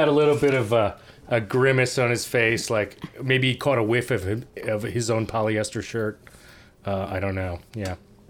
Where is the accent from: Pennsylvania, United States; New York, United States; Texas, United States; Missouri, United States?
New York, United States; New York City; I've had lots of experience with that growing up in Brooklyn.